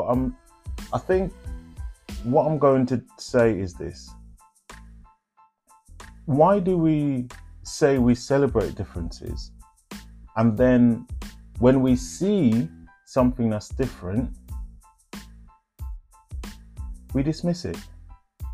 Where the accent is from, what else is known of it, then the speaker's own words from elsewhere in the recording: Jamaica; accent: Jamaican Patois; first language Jamaican Patois; moved away as an adult; now in United Kingdom; when I first came to the UK, and my accent was still Patois, Jamaican language.